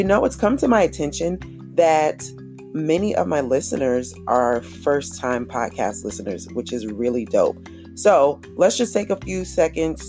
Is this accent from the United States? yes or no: yes; Jacksonville, Florida, United States; growing up in Jacksonville, Florida